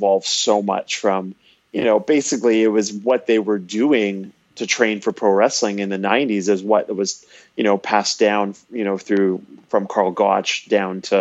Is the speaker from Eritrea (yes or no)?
no; Canada; I'm Canadian